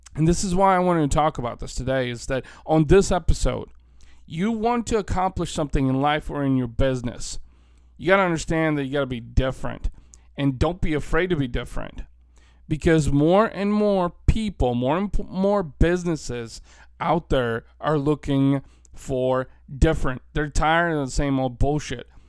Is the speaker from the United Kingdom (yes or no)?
no; Bulgaria; now in United States; I'm an Eastern European. I was born in Bulgaria. My family immigrated to the United States almost thirty years ago now.